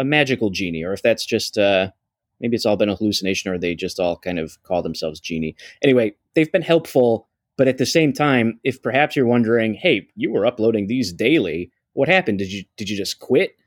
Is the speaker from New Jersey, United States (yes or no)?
no; Buffalo, New York, United States; now in Los Angeles, United States; he's from Buffalo, New York, where I'm from.